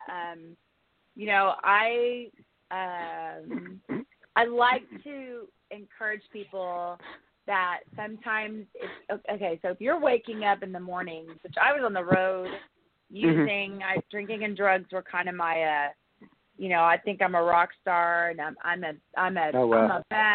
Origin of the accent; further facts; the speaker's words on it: Oklahoma, United States; moved away as an adult; also born or lived in Texas / California / Los Angeles; I came from Oklahoma